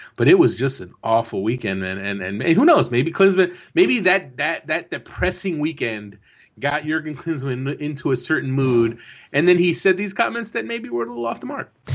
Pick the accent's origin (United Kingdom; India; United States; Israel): United States; New Jersey; I am from Jersey